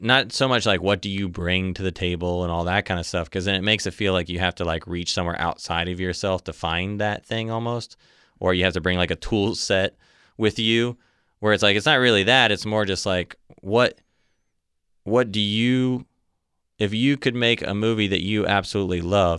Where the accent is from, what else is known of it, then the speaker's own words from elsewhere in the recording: Ohio, United States; born there; You know, my mom's from Michigan. Mm-hmm. I was born in Ohio.